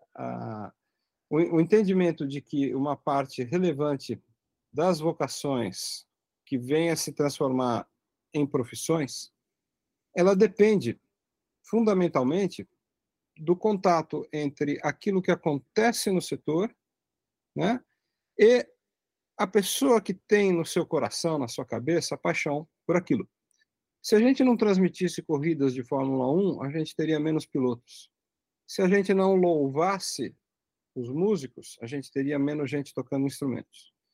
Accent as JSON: {"language": "Portuguese", "region": "São Paulo", "country": "Brazil", "tie": "born or raised there", "said": "eu nasci em São Paulo, que é uma cidade que tem um tráfego aéreo intenso"}